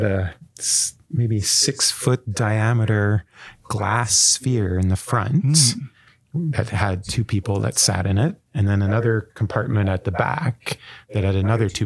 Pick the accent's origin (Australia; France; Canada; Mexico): Canada; Gatineau, Quebec; moved away as an adult; also born or lived in Atlanta, United States; now in Vancouver, Canada; my hometown of Gatineau, Quebec